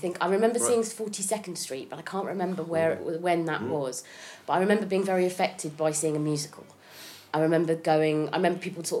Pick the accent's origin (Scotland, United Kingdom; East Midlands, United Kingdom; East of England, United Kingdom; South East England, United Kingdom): South East England, United Kingdom; Haslemere; moved away as an adult; also born or lived in Hitchin, Hertfordshire / Sheffield / London; I was born in Hitchin, Hertfordshire. Yeah. And then when I was a bit older, I grew up in a little town called Haslemere.